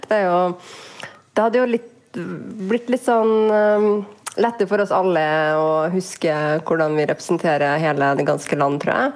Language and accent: Norwegian; Bodø, Nordland, Norway; also born or lived in Trondheim; så jeg har nå bodd i Bodø i halve oppveksten min.